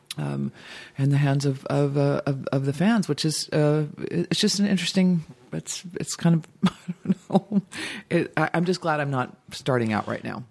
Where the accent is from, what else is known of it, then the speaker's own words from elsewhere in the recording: Dayton, Ohio, United States; moved away; also born or lived in Boston / Cincinnati; I was born in Boston, but grew up in Ohio. But I always just say I'm from Dayton